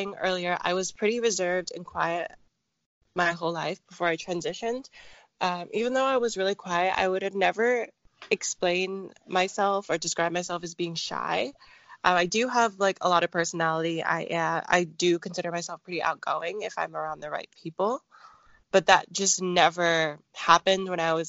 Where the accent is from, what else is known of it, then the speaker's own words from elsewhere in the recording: near Seattle, Pacific Northwest, Washington, United States; I grew up in a city about half an hour away from Seattle. So I'm from the Pacific Northwest